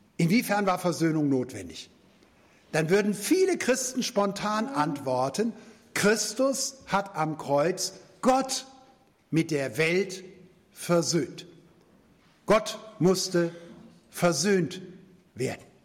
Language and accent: German; Germany; als Deutsche